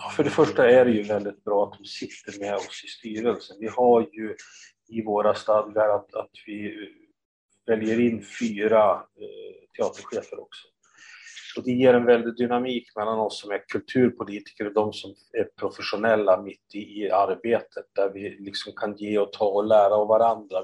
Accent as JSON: {"language": "Swedish", "town": "Östersund", "region": "Jämtland", "country": "Sweden", "tie": "born or raised there", "said": "Jag är uppvuxen i Östersund"}